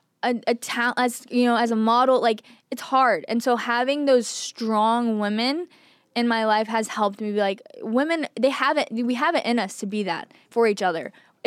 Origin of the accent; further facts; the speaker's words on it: Texas, United States; But I just think growing up in Texas, I was always one of the bros.